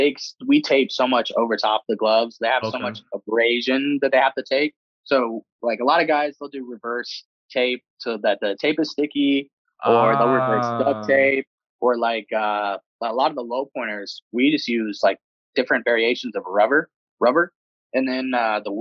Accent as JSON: {"language": "English", "town": "Cincinnati", "region": "Ohio", "country": "United States", "tie": "born or raised there", "said": "my hometown in Cincinnati"}